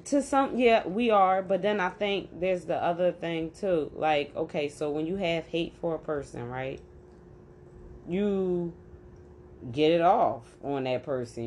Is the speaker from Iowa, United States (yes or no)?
no; Philadelphia, Pennsylvania, United States; born or raised there